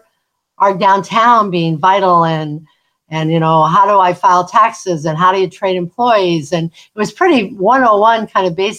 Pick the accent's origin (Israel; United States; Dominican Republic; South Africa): United States; Seattle, Washington; also born or lived in Illinois / Anacortes, Washington; I was born in Illinois, and my folks decided that when I was a baby that they weren't going to raise their children in the Midwest. They were going west. So we landed in Seattle, and I grew up in the Seattle area